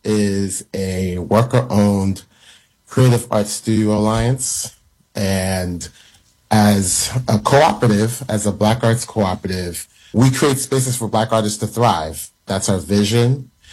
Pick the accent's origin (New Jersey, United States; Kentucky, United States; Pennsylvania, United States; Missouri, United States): New Jersey, United States; Newark; also born or lived in Accra, Ghana; I was born in Newark, New Jersey, so I'm a Jersey guy. Pretty much have been there the majority of my life. But the other piece is that my family is from Ghana.